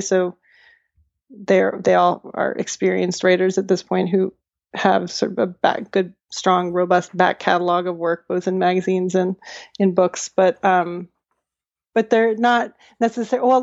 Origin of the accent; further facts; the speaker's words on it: Charlottesville, Virginia, United States; growing up in Charlottesville and having been at the public schools all the way through my education